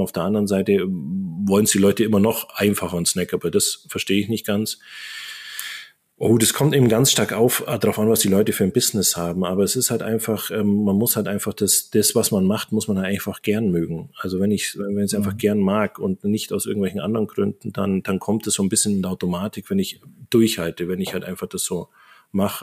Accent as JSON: {"language": "German", "area": "Allgäu", "region": "Bavaria", "country": "Germany", "tie": "born or raised there", "also_born_or_lived": "Japan", "moved": "yes", "lives_now": "Augsburg, Germany", "said": "ich bin im Allgäu groß geworden, auf dem Dorf."}